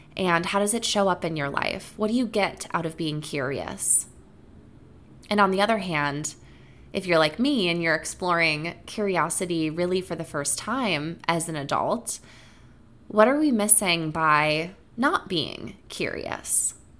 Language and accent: English; Wisconsin, United States; growing up in Wisconsin